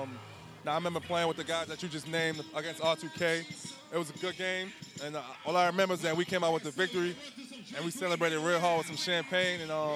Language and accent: English; New York City, New York, United States; moved away as an adult; now in Charlotte, United States; I'm from the Bronx